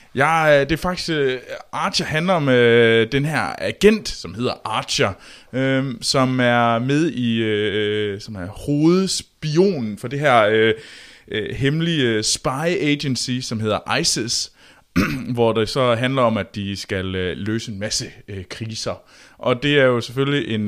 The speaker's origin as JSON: {"language": "Danish", "country": "Denmark", "said": "vi små danskere"}